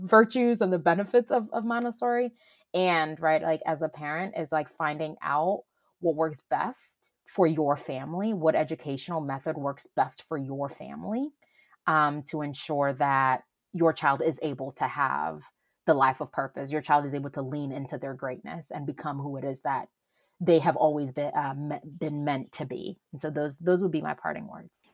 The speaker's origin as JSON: {"language": "English", "country": "Ghana", "moved": "yes", "lives_now": "Atlanta, United States", "said": "I'm originally from Ghana"}